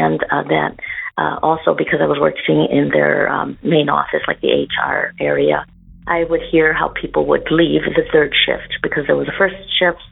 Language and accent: English; Chicago, Illinois, United States; moved away as an adult; now in Como, Italy; I'm originally from Chicago, Illinois